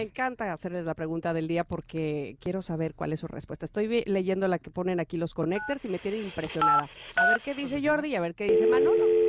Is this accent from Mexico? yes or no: yes; Veracruz, Mexico; soy jarocha